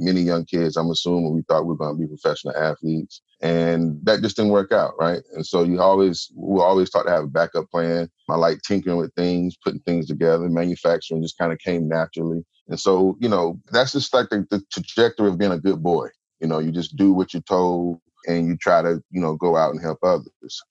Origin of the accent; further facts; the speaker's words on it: Durham, North Carolina, United States; growing up in Durham